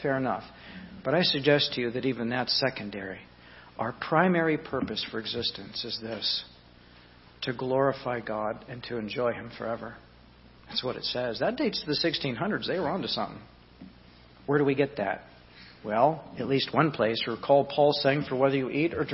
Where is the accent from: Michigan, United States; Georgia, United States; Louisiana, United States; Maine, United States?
Louisiana, United States; Southeast; I was raised in Southeast Louisiana